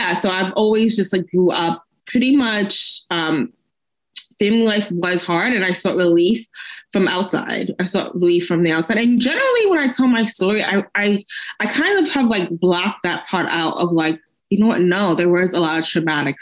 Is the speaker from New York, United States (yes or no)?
yes; New York City, New York, United States; I grew up basically in New York City